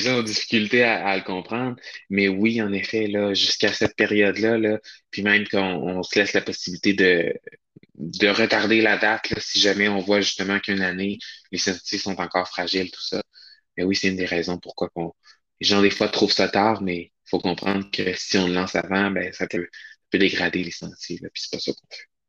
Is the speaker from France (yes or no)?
no; Charlevoix, Quebec, Canada; moved away; moi je suis originaire de Charlevoix, plus maintenant, mais oui, à la base, là, je viens de Charlevoix